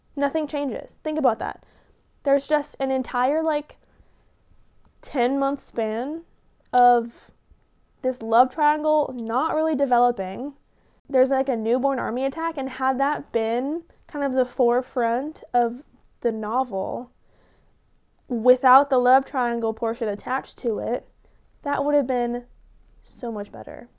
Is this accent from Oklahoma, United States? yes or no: yes; Tahlequah, Oklahoma, United States; I am from Tahlequah, Oklahoma